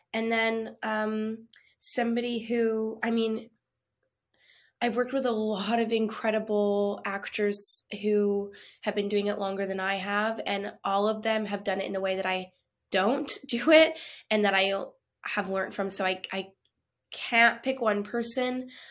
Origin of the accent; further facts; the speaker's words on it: Canada; I'm Canadian